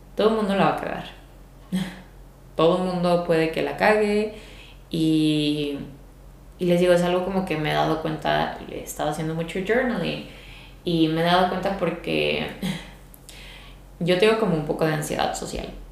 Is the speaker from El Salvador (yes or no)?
no; Mexico; de México